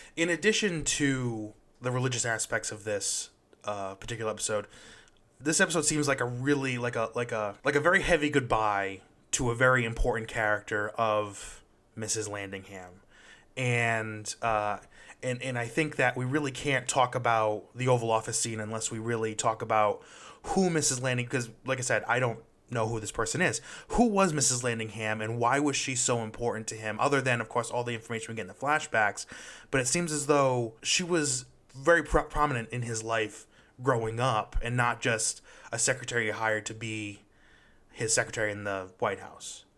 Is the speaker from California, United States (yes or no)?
no; Rhode Island, United States; I'm from Rhode Island. It's a very small place